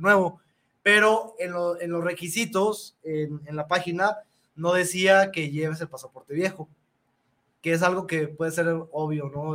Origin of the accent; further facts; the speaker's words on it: Mexico; nosotros como mexicanos